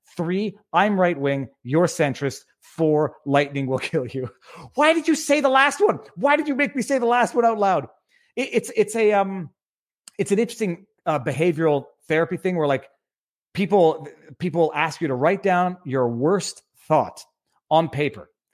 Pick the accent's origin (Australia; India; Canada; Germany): Canada; moved away as an adult; also born or lived in Quebec; now in West Palm Beach, United States; We are Canadian.